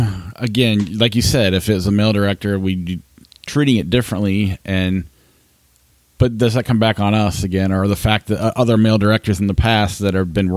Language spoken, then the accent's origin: English; United States; we're American